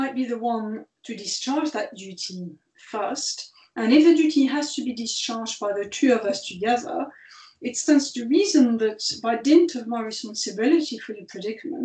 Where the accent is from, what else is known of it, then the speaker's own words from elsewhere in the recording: France; moved away; France's, which is my home country